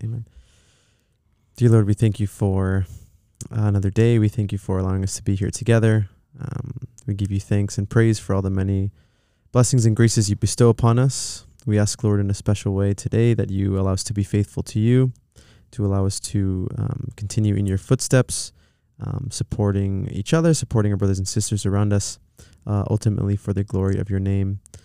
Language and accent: English; Pomona, California, United States; also born or lived in Los Angeles; We went to a s, a, a town called Pomona, um, and that's where I'd spent most of my years growing up